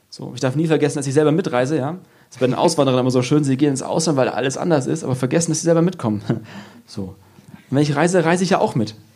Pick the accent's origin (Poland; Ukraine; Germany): Germany; Lower Saxony; Also ich bin aus Friese und ich nuschel, das ist so wie Veranlagung.